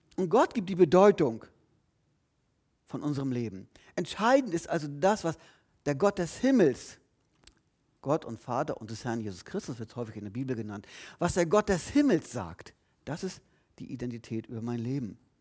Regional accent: Lüneburg, Lower Saxony, Germany; geboren dann, verrate ich jetzt nicht, geboren dann und dann. In Lüneburg übrigens, ich bin kein Schleswig-Holsteiner

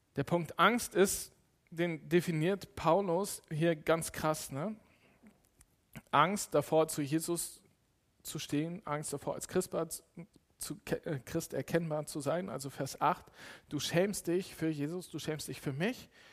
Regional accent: Cologne, North Rhine-Westphalia, Germany; ich bin in Köln groß geworden

